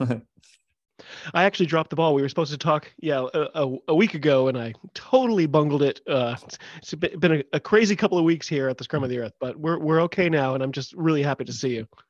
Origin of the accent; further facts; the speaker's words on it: United States; I'm an American